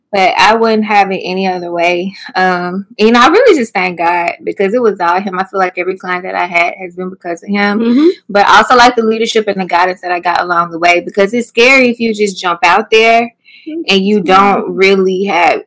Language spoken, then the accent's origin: English; Mississippi, United States; moved away; I'm originally from Mississippi.